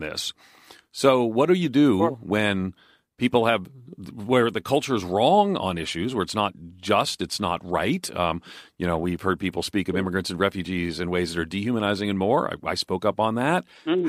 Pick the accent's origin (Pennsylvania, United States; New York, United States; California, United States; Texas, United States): New York, United States; outside of New York City, United States; moved away; I grew up outside of New York City, so I'm used to urban noise